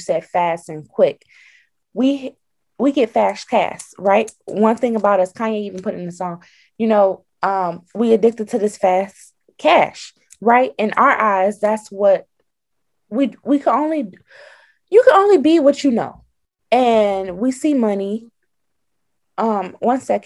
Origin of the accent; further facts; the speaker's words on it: Detroit, Michigan, United States; also born or lived in Pine Bluff, Arkansas; I'm from Michigan, Detroit, to be exact